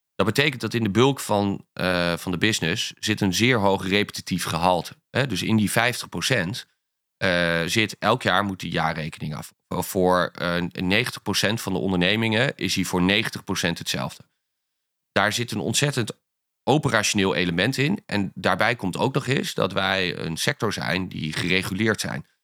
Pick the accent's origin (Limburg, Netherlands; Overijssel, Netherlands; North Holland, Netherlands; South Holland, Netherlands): Overijssel, Netherlands; Ankum; moved away; also born or lived in Amsterdam; ik kom uit een heel klein dorpje